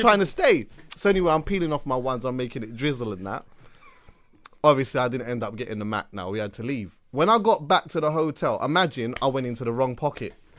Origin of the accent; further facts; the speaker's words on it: London, United Kingdom; accent: English; I'm from London, like, I'm from London